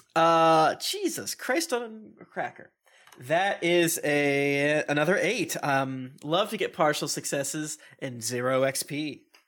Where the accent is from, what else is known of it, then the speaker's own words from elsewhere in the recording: Florida, United States; I'm from Florida.